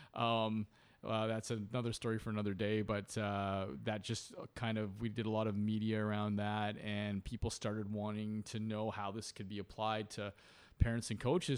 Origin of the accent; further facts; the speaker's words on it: Port Coquitlam, British Columbia, Canada; also born or lived in Vancouver; growing up, I was born in Vancouver, um, uh, at Saint Paul's Hospital, but very quickly, uh, moved to Port Coquitlam